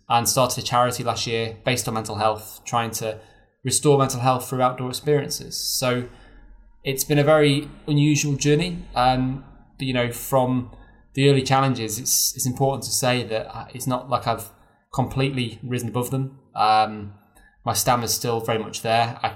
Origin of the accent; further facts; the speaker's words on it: near Chester, North West England, United Kingdom; I was brought up near Chester.